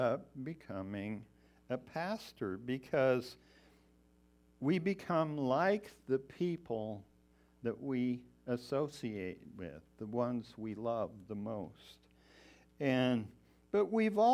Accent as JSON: {"language": "English", "town": "Colorado Springs", "region": "Colorado", "country": "United States", "tie": "born or raised there", "also_born_or_lived": "Missoula, Montana", "moved": "as an adult", "said": "I was actually born and raised in Colorado Springs."}